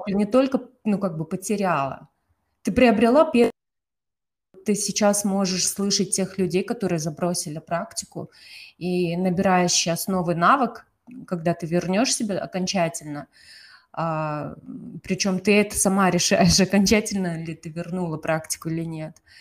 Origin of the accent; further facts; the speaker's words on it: Kazakhstan; я из Казахстана